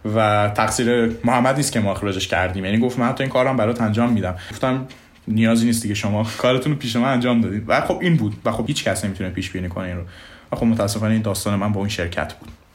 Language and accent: Persian; Mashhad, Razavi Khorasan, Iran; moved away as an adult; also born or lived in Hungary / Italy / Austria; ما ایرانی ها